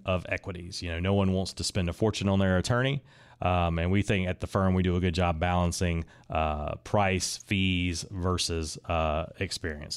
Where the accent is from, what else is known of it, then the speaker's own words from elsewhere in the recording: Raleigh, North Carolina, United States; I am from Raleigh, kind of grew up on that side of Raleigh that's kind of in between Garner and Fuquay